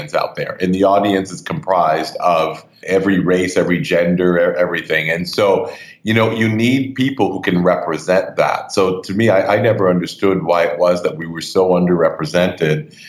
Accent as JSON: {"language": "English", "town": "Montreal", "region": "Quebec", "country": "Canada", "tie": "born or raised there", "moved": "as an adult", "lives_now": "New York, United States", "said": "I grew up in Canada, in Montreal more specifically"}